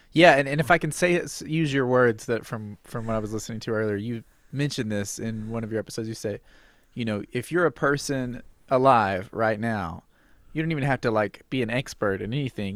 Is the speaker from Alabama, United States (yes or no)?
yes; Alabama, United States; I am from Alabama. I'm sitting in Alabama right now. I grew up in Alabama.